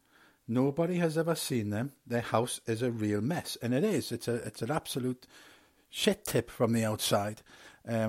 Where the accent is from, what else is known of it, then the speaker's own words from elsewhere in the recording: England, United Kingdom; I was born in England.